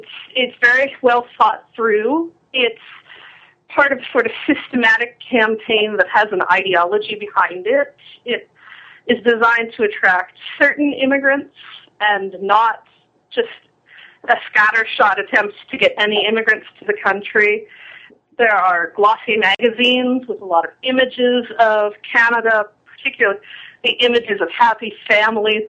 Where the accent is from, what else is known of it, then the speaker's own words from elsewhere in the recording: United States; I grew up in the United States